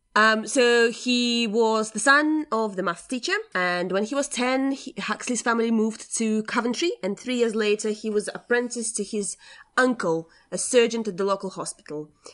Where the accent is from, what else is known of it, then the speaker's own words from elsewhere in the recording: Latvia; my upbringing and the fact that I'm from Latvia. And it's, um, yeah, you know, you don't get exposed to a lot of um, stuff like that when you're grow- growing up in Latvia